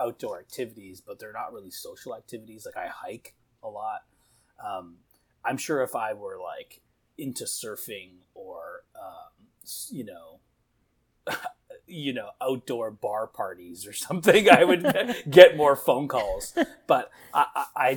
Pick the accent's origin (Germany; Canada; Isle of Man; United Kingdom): Canada; I'm from Canada. And so, you know, the summertime in Canada is very, like, social.